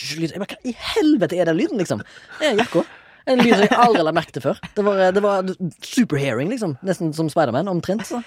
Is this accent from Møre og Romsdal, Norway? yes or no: no; Haugesund, Rogaland, Norway; jeg kommer fra, fra Haugesund og har, kommer fra en sånn båtfamilie